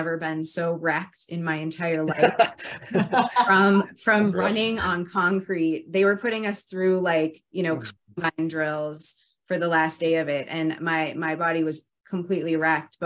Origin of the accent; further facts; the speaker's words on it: Minnesota, United States; moved away; also born or lived in North Dakota / Southern California; I grew up in Minnesota